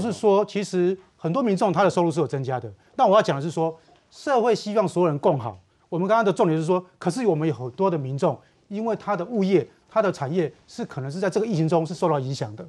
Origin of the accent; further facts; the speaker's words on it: southern Taiwan, Taiwan; 我们小时候在南部